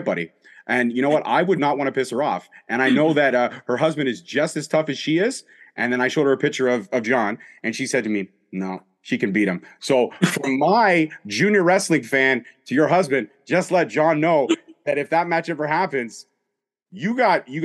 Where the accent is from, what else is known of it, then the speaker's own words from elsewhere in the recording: Canada; I'm a Canadian